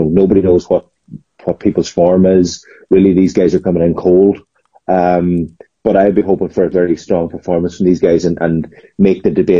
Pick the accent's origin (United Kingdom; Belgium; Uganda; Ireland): Ireland; Glenties, Ulster; now in Letterkenny, Ireland; I'm from Glenties, but living in Letterkenny